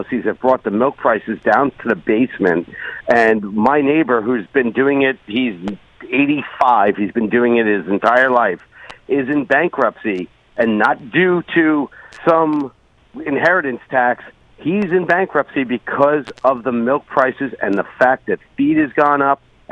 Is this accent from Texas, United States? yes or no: no; Long Island, New York, United States; moved away; I'm from Long Island originally, and I worked in the Hamptons